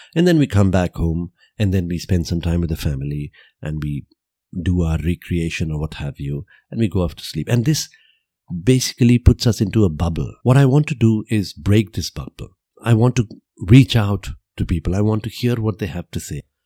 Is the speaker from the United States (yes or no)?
no; Vadodara, Gujarat, India; I was born and brought up in Gujarat, and I grew up there and I saw the people around there